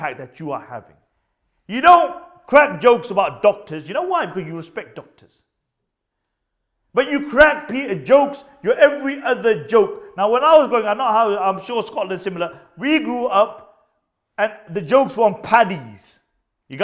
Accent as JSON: {"language": "English", "region": "Punjab", "country": "Pakistan", "said": "I'm Pakistani myself"}